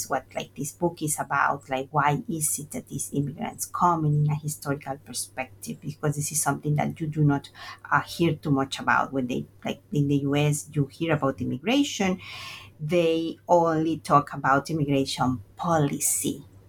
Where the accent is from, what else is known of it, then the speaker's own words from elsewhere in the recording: Veracruz, Mexico; So I'm from Veracruz, Mexico, and my first migration was internal. It happened when I went to college.